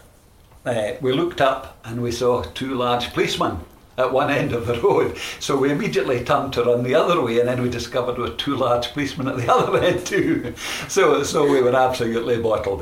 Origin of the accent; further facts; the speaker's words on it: Glasgow, Scotland, United Kingdom; I was born in Glasgow. I was brought up in Glasgow, in the west end of Glasgow.